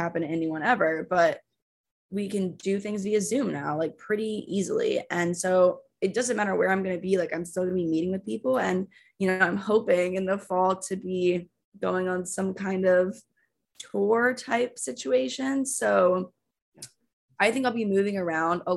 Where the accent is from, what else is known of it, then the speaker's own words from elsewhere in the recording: Texas, United States; also born or lived in Austin; I'm from Texas